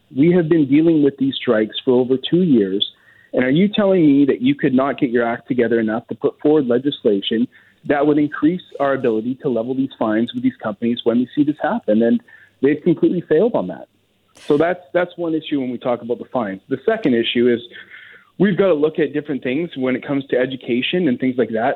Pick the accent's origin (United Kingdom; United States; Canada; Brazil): Canada; Lower Mainland, British Columbia; I grew up in the Lower Mainland